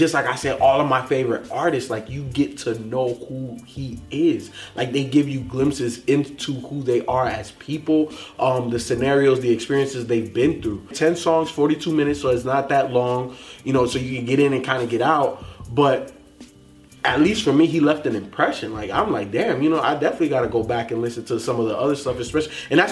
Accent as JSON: {"language": "English", "town": "Chicago", "region": "Illinois", "country": "United States", "tie": "born or raised there", "said": "I was born in Chicago"}